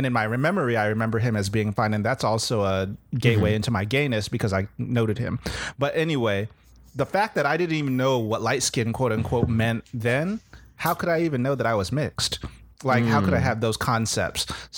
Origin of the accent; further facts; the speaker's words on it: Southern California, United States; moved away; also born or lived in the South (US); I grew up in Southern California around hella Filipinos and Latinx people. Like, everyone was brown. There were few white people and there were few black people.